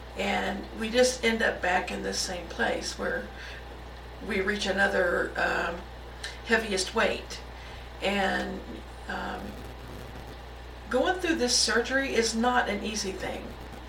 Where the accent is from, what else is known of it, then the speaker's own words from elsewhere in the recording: Missouri, United States; Now, I'm originally from Missouri, so I kind of know what cold weather is